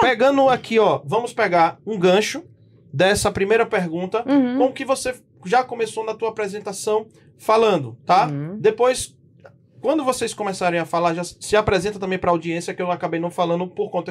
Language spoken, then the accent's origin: Portuguese; Northeast Region, Brazil; moved away as an adult; now in São Paulo, Brazil; E nós que somos nordestinos, né? de sangue, de nascimento